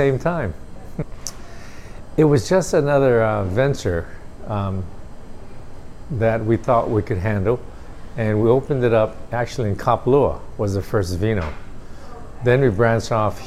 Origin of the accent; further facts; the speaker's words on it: Aiea, Hawaii, United States; I grew up in Aiea, on the island of Oahu.